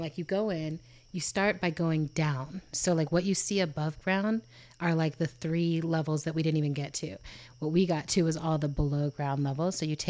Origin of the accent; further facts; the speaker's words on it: Germany; I grew up in Germany and Europe.